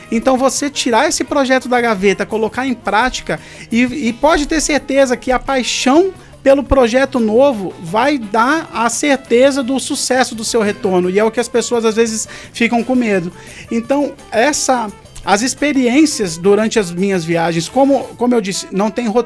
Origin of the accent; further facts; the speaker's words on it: Penedo, Brazil; Penedo é um lugar assim que eu amo, fui criado em Penedo, vou continuar morando em Penedo